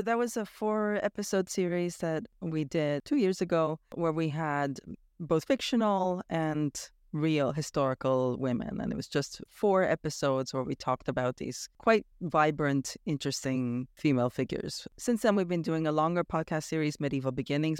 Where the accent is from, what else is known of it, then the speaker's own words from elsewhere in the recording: Toronto, Ontario, Canada; moved away as an adult; also born or lived in Romania; now in Bonn, Germany; I grew up in Toronto, Canada